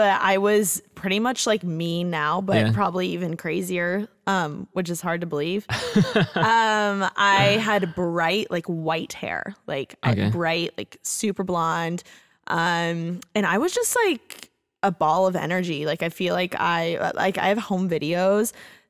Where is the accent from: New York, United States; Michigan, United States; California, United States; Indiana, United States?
Indiana, United States; Bloomington; So I'm from Bloomington, Indiana, and amazing. I was born and raised there. I went to like high school, you know, elementary, everything there.